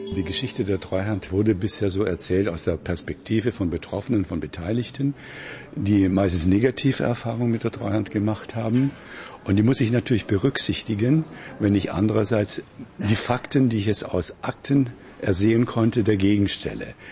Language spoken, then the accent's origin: German; Weißenfels, Saxony-Anhalt, Germany; Schuhkombinat Weißenfels, meine Heimatstadt, war der größte Schuhproduzent der ganzen DDR